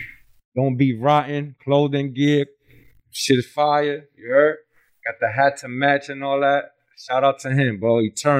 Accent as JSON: {"language": "English", "town": "New York City", "region": "New York", "country": "United States", "said": "I talk like that because I'm from New York."}